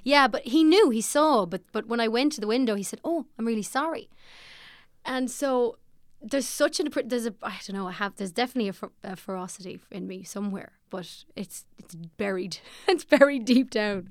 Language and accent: English; Ballymote, Sligo, Connacht, Ireland; I'm from Ballymolde in Sligo, and I feel good about it. I had a good, good upbringing there.